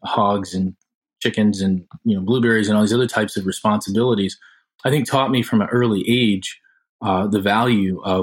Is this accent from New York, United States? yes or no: no; South Haven, Michigan, United States; I grew up in South Haven, Michigan, which is a rural community